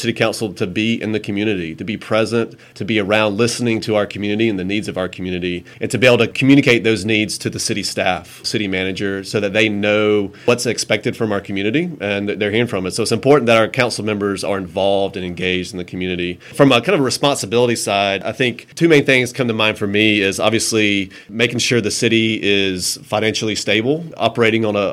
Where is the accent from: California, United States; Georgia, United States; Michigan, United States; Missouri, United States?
Georgia, United States; Thomasville; I was born and raised in Thomasville, grew up working at Jack's BP